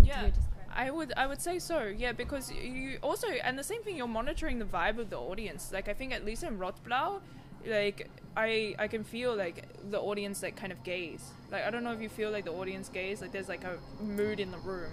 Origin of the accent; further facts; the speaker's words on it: Sydney, New South Wales, Australia; now in Basel, Switzerland; I am from Australia originally, Sydney, Australia. Um, Gadigal land, um, indigenous country, um, and I currently live in Basel.